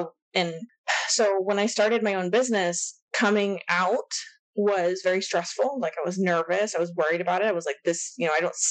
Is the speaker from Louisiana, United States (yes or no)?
no; Texas, United States; growing up in Texas, it's very like conservative and religious. And I went to high school in like a tiny town